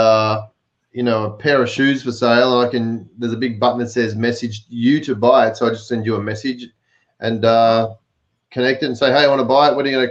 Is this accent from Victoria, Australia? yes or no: yes; Melbourne, Victoria, Australia; In Melbourne, my hometown